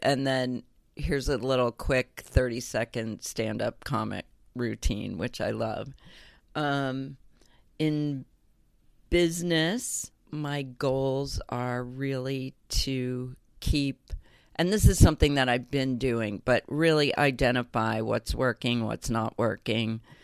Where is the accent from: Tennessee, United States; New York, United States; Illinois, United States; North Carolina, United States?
Illinois, United States; growing up in Illinois, having a perfect childhood